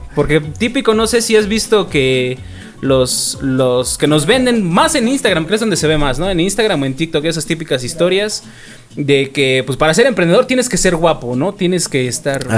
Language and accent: Spanish; Mexico City, Mexico; now in Oaxaca, Mexico; como buen este chilango que llegué a, Oaxaca